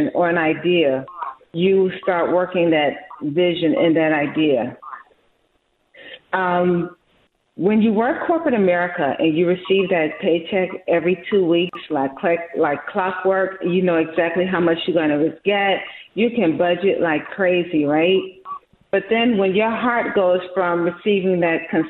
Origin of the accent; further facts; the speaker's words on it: Chicago, Illinois, United States; I'm from Chicago